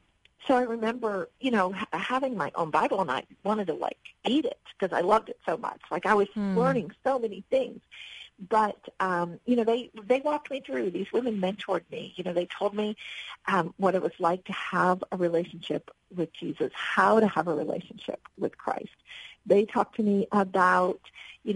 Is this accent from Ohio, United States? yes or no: yes; Ohio, United States; moved away; also born or lived in Miami; growing up in Ohio